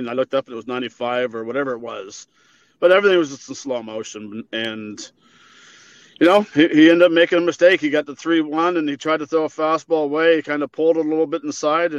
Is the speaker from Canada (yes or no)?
yes; Canada; I'm Canadian